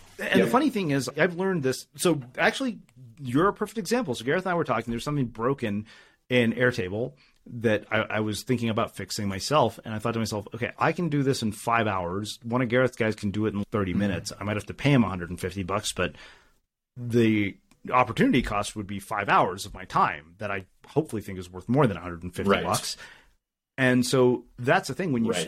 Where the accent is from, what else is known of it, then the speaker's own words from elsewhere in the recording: India; I was like, of course I got straight A's in high school. I'm Indian.